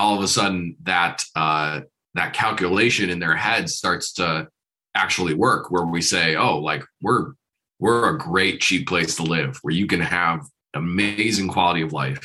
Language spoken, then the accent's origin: English; Detroit, Michigan, United States; now in Hamilton County, Indiana, United States; growing up in Detroit